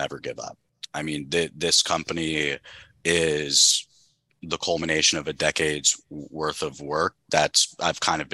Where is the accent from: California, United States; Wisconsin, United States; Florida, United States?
Florida, United States; South; I grew up in South Florida, and I was 8 years old in 2003